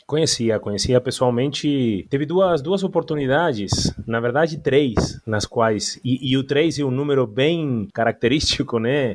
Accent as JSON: {"language": "Portuguese", "country": "Argentina", "second_language": "Portuguese", "moved": "yes", "said": "como argentino"}